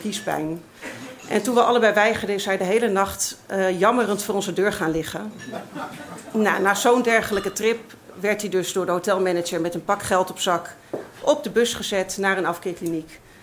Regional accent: Amsterdam, North Holland, Netherlands; ik uit Amsterdam kwam

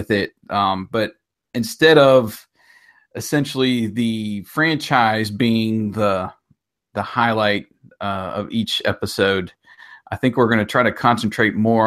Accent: Curwensville, Pennsylvania, United States; moved away as an adult; also born or lived in Georgia / Montgomery; I grew up in a small town called Kerwinsville

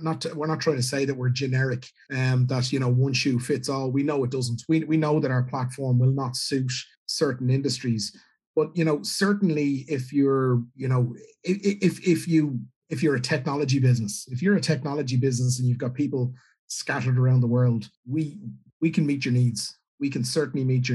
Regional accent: Ireland; an Irish businessman

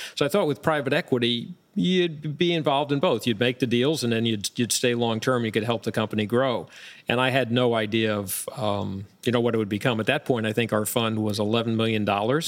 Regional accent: Long Island, New York, United States; moved away as an adult; now in Florida, United States; I grew up, uh, not too far from where we are right now, outside of Manhattan on Long Island, and was here for, as, as I got through high school

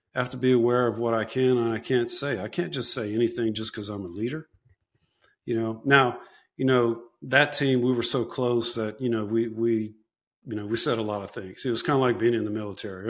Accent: South Louisiana, United States; I'm from South Louisiana. That's where I went back

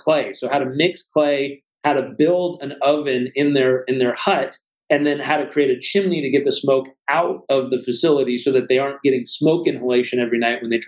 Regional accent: Southern California, United States; I was brought up in Southern California

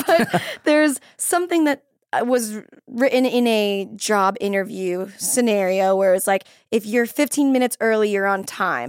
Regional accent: Florida, United States; I'm from Florida and our cheerleading team was from this place called Sanford

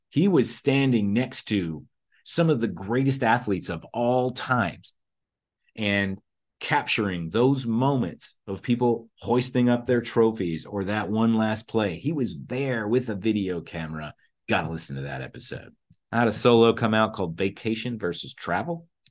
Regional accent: Kentucky, United States; moved away; I am from Kentucky originally

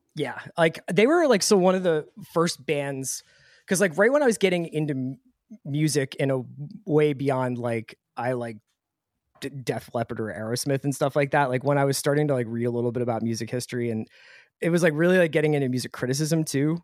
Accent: Philadelphia, Pennsylvania, United States; moved away as an adult; also born or lived in Boston; I grew up in Fairmount, which is near the art museum

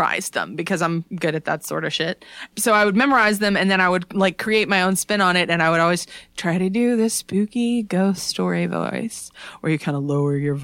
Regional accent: North Carolina, United States; moved away; we're from North Carolina

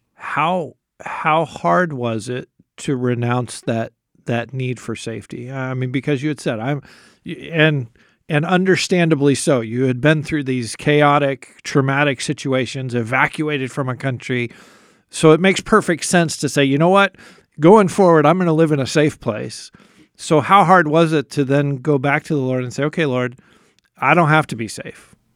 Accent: United States; particularly as American Christians

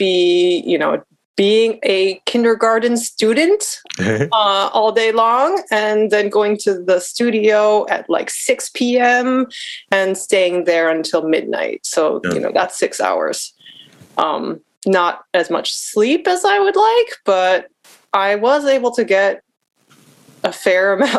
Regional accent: United States; as an American biracial woman

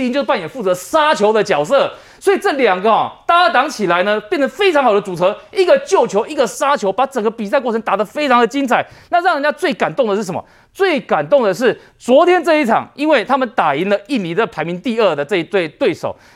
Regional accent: Taiwan; 因为我们台湾人要比如来这个去拔杯，熊熊要拔那个snap，拔得醒杯嘛

